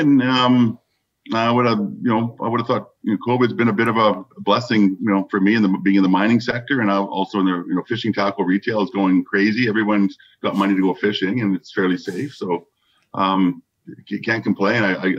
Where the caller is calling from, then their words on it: Surrey, British Columbia, Canada; I'm joining us from the eastern suburbs of Vancouver, Surrey, British Columbia.